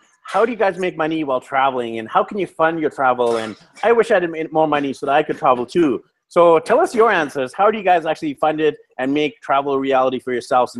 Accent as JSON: {"language": "English", "town": "Vancouver", "region": "British Columbia", "country": "Canada", "moved": "yes", "lives_now": "Medellin, Colombia", "said": "I'm actually from Vancouver, BC, Canada, which is just north of you guys, and it's also very expensive."}